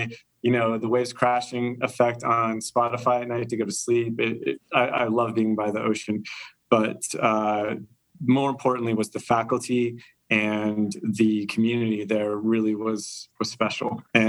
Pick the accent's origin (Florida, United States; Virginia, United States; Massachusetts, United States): Florida, United States; Central; I'm from Florida, Central Florida is where I went to high school